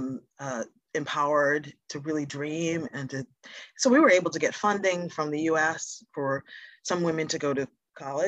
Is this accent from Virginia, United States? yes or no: no; Boston, Massachusetts, United States; African-American, growing up in Boston. Parents are from the South.